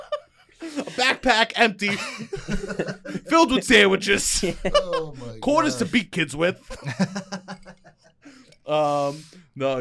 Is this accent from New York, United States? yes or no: yes; New York City, New York, United States; I'm from Staten Island.